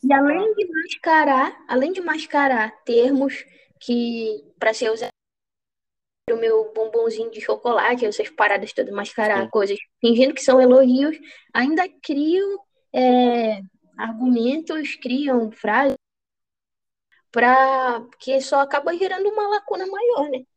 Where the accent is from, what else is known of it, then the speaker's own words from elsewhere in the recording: Juruti, Pará, Brazil; Sou de Juruti cidade